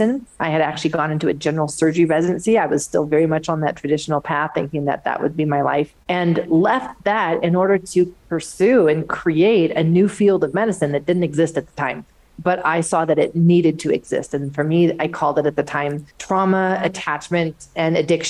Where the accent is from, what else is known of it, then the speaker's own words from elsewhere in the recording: Pacific Northwest, Washington, United States; moved away as an adult; also born or lived in Southern California; I grew up in the Pacific Northwest, Washington State, came down to Southern California for medical school